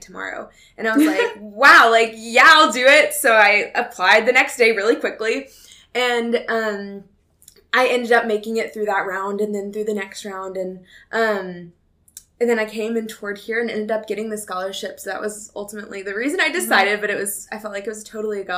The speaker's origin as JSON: {"language": "English", "region": "Texas", "country": "United States", "moved": "as an adult", "lives_now": "Tennessee, United States", "said": "I'm from Texas"}